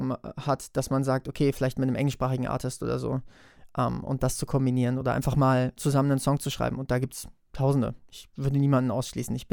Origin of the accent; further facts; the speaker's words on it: Wetzlar, Hesse, Germany; spiele ich ein Neujahrskonzert am 22.01. in meiner Heimatstadt in Wetzlar.